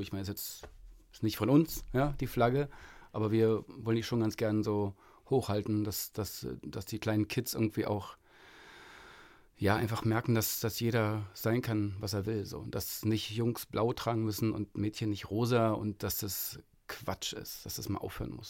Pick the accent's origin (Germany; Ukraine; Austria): Germany; Berlin; bei uns in Berlin